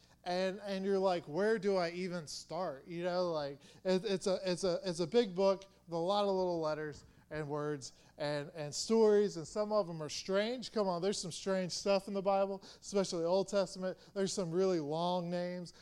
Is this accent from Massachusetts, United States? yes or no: no; Atlanta, Georgia, United States; I'm from Atlanta, from the south